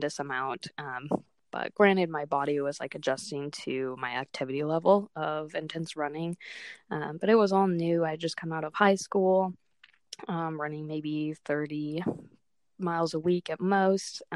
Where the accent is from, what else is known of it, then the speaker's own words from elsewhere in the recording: Otis Orchards, Washington, United States; I come from Otis Orchards, Washington